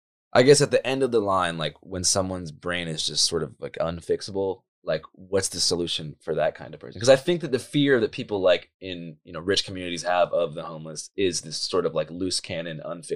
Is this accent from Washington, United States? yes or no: yes; Seattle, Washington, United States; I grew up in Seattle downtown. So I basically grew up in a completely what they call overrun with homeless zone.